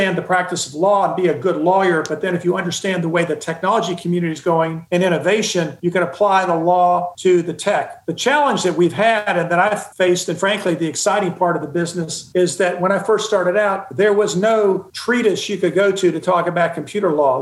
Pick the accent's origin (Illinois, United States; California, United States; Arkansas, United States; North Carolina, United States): North Carolina, United States; Charlotte; also born or lived in Cincinnati, Ohio / Raleigh, North Carolina; now in Atlanta, United States; We moved to Charlotte when I was in the second grade. And that's really where I considered my hometown and grew up